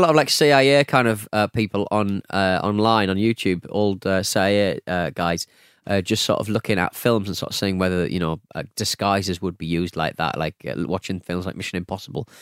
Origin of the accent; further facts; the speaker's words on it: United Kingdom; I'm very British